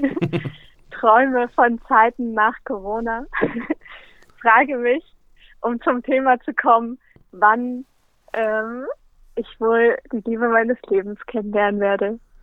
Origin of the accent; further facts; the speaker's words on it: Berlin, Germany; also born or lived in Linz; ich komme aus Berlin